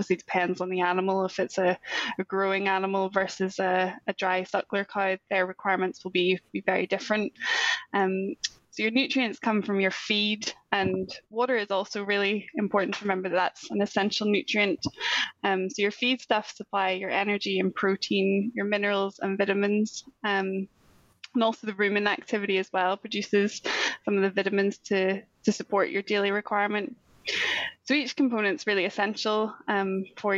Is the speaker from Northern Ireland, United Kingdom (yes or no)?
yes; Northern Ireland, United Kingdom; also born or lived in Scotland; But I'm originally from Northern Ireland. I'm actually back there now working remotely for SAC.